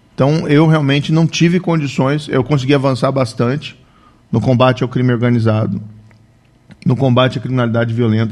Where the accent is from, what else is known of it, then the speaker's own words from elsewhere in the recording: Maringá, Paraná, Brazil; also born or lived in Cascavel; now in Curitiba, Brazil; Eu, na verdade, sou de Maringá, nasci em Maringá.